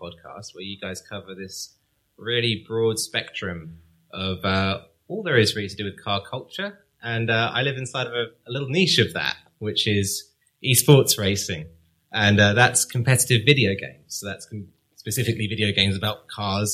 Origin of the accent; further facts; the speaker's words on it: Cambridge, East of England, United Kingdom; I was brought up in Cambridge